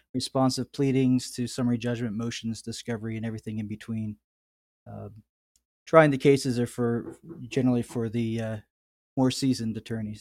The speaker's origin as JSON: {"language": "English", "area": "outside of Pittsburgh", "region": "Pennsylvania", "country": "United States", "tie": "born or raised there", "also_born_or_lived": "California", "moved": "as an adult", "said": "my hometown here outside of Pittsburgh, uh, Pennsylvania"}